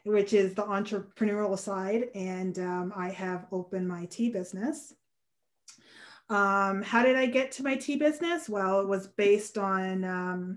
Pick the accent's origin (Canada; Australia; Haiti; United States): Canada; Hamilton, Ontario; born and raised in Hamilton, Ontario.